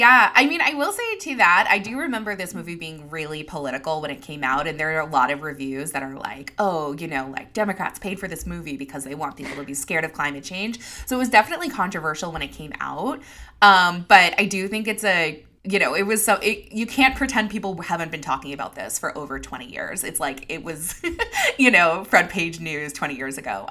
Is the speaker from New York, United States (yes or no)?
yes; New York, United States; as a New Yorker